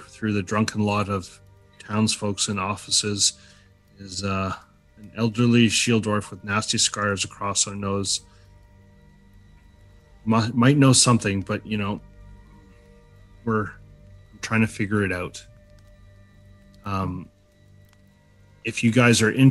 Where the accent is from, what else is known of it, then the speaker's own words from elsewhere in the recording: Prince George, British Columbia, Canada; I'm from Prince George